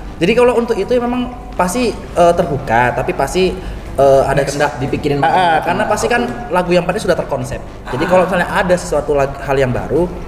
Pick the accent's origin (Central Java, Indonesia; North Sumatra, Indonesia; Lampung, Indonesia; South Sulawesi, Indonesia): North Sumatra, Indonesia; Medan; now in Sidoarjo, Indonesia; Saya orang Medan.